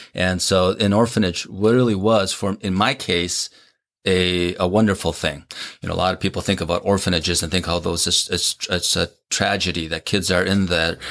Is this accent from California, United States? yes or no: no; Minnesota, United States; born or raised there; also born or lived in South Korea